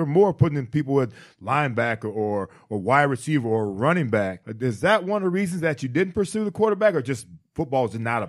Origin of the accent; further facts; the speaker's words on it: Cleveland, Ohio, United States; I grew up in Cleveland, a huge Browns fan